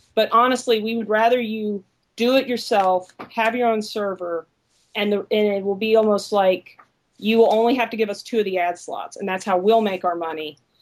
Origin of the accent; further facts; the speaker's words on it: Alabama, United States; I'm from Alabama